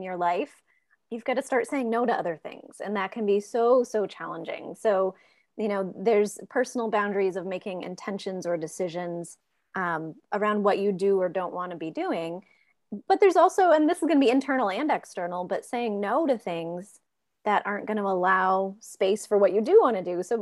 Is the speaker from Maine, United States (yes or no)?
yes; Maine, United States; I'm from Maine